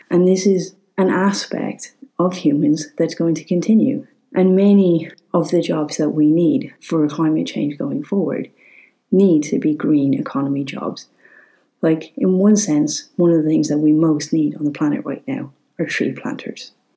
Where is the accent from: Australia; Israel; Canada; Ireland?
Ireland